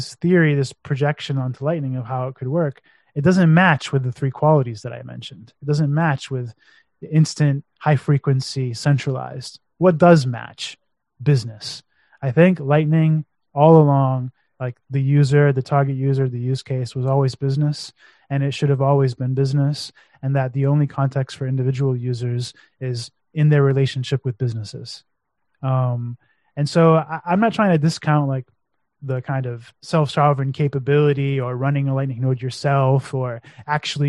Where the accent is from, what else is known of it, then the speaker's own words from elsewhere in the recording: United States; now in Romania; being American, living in Romania